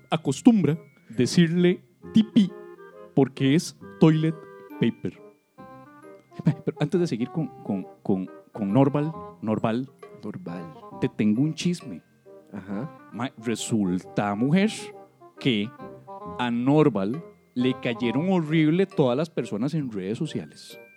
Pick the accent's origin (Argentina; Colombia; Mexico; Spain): Colombia; Somos chismosas colombianas